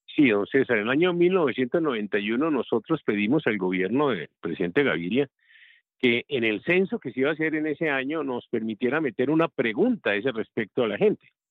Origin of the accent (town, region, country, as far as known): Colombia